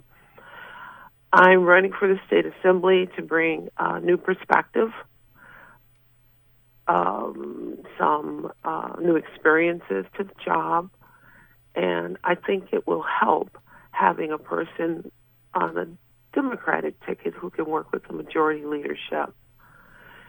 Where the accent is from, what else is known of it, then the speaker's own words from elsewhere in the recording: Wisconsin, United States; moved away as an adult; also born or lived in Fredonia, New York; now in New York, United States; I was born and raised in Wisconsin